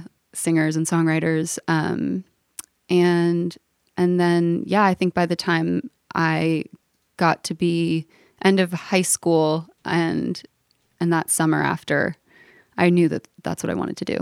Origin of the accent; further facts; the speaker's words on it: Los Angeles, California, United States; moved away as an adult; also born or lived in New York / Nashville; I grew up right in the heart of L A in a neighborhood called Brookside that's kind of just south of Hancock Park